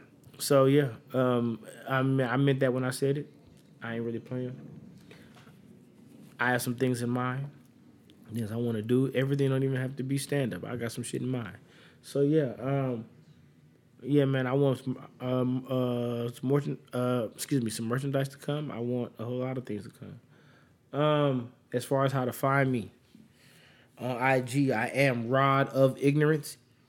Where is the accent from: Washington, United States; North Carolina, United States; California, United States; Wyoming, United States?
North Carolina, United States; Charlotte; I'm from Charlotte, North Carolina.